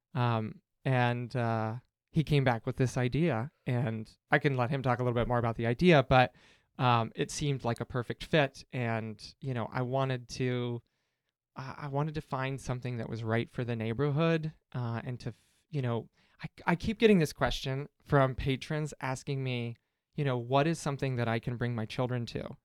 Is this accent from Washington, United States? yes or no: no; Cincinnati, Ohio, United States; now in Chicago, United States; I'm from Cincinnati